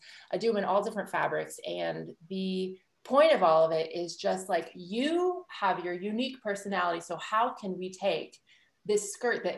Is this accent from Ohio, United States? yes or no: no; Illinois, United States; moved away as an adult; also born or lived in New York; I grew up in Illinois